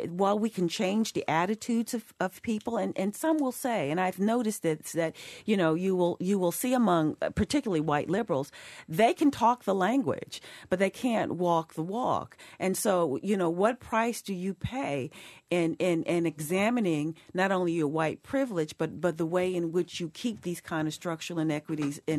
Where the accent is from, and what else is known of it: New York, United States; now in Boston, United States